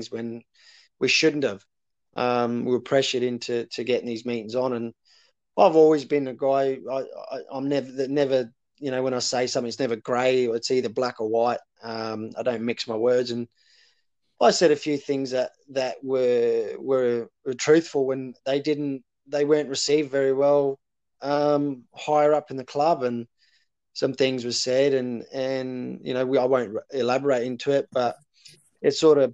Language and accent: English; Australia; moved away; also born or lived in Coventry / Edinburgh; I come from Australia